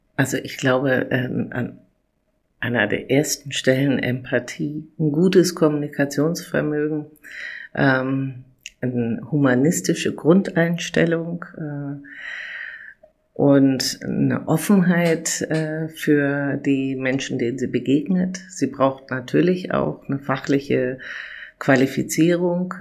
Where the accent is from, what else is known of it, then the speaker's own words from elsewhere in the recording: Berlin, Germany; ich bin 1966 in Berlin geboren und seit mittlerweile über drei Jahrzehnten in der Krankenpflege der Charité tätig